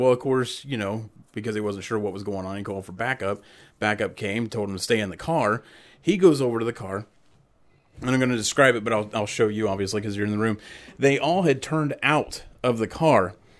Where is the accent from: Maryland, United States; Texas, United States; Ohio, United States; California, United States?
Ohio, United States; You know, being growing up in Podunk, Ohio, where everything's surrounded by corn.